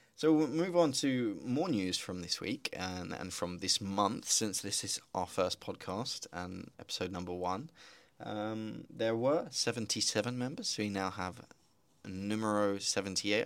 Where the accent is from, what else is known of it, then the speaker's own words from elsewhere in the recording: United Kingdom; moved away; also born or lived in Slovakia; I'm British, as you may hear, but also half Slovak